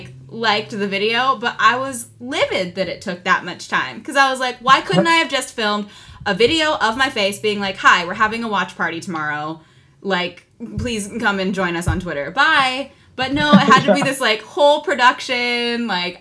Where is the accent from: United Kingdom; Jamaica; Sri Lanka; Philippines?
Philippines; Yeah, I think because so few roles are written to be Filipino, I'm kind of grouped in with either the Latino community or with the Asian community.